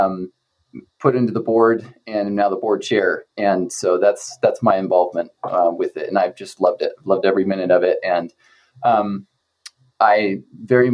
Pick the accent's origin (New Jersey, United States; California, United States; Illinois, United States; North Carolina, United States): California, United States; outside San Diego, Southern; moved away; I am originally from Southern California, nondescript suburb outside of San Diego